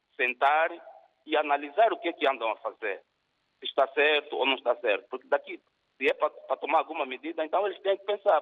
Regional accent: Angola; now in Portugal; Eu sou angolano, pronto, a viver em Portugal

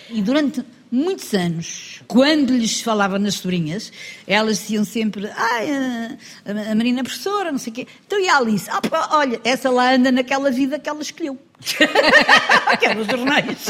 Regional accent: Lisbon, Portugal; moved away as an adult; now in Ericeira, Portugal; Eu nasci em Lisboa

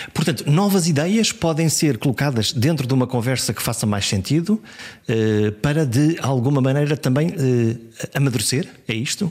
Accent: Caminha, Norte, Portugal; also born or lived in Viana do Castelo; Eu nasci em Viena do Castelo, mas a minha terra é Caminha

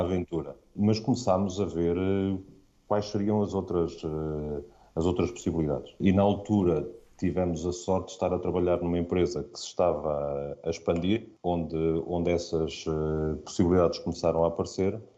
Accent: Aveiro, Centro, Portugal; moved away as an adult; also born or lived in Lisbon; sou de Aveiro, uma cidade relativamente pequena, tranquila

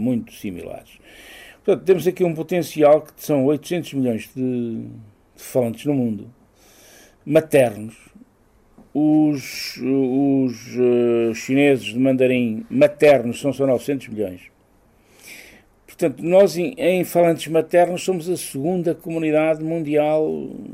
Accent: Castelo Rodrigo, Guarda, Portugal; eu sou de Castelo Rodrigo e o, o ministro dos Negócios Estrangeiros do Filipe II era o conde da minha aldeia

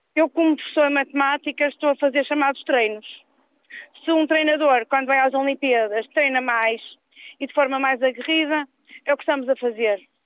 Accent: Norte, Portugal; moved away as an adult; now in Lisbon, Portugal; Eu também faço parte dos muitos mil pessoas que sou da Zona Norte, mas tive que migrar para Sul

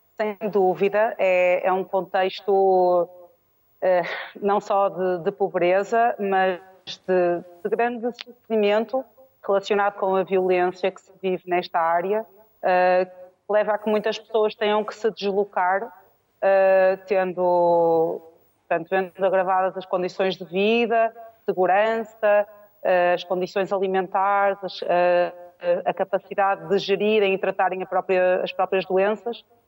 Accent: Portugal; also born or lived in Porto; eu sou portuguesa, eh, vivo na cidade do Porto, quando estou em Portugal

